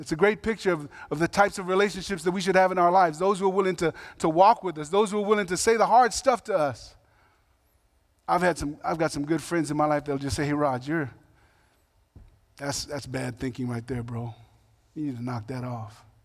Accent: Long Beach, California, United States; I grew up in Long Beach, California

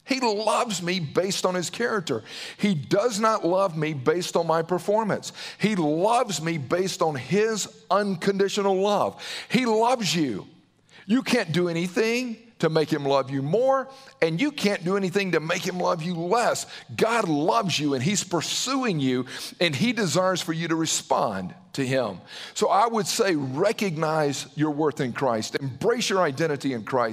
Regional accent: Southern, United States; accent: Southern; with my Southern accent

